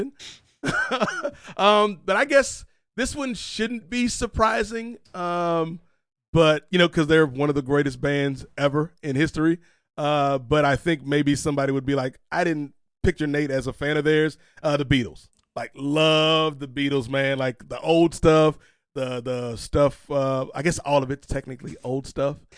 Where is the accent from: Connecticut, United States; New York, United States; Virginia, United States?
Virginia, United States; growing up in Virginia